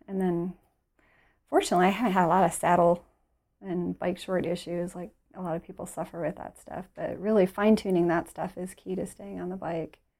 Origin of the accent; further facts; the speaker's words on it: Detroit, Michigan, United States; we're from Detroit